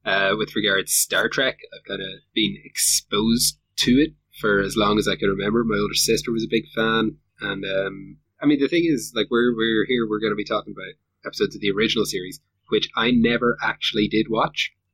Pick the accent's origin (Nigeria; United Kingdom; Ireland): Ireland; northwest of Ireland; moved away as an adult; now in Auckland, New Zealand; I come from, uh, the northwest of Ireland, about five minutes up the road from John.